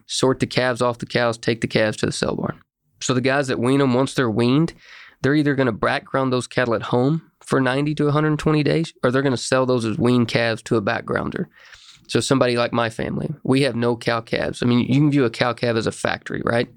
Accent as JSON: {"language": "English", "town": "Ringling", "region": "Oklahoma", "country": "United States", "tie": "born or raised there", "said": "I grew up in Ringling, Oklahoma, small town west of Ardmore."}